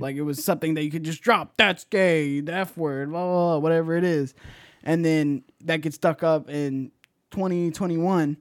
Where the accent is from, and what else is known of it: Bay Area, California, United States; born or raised there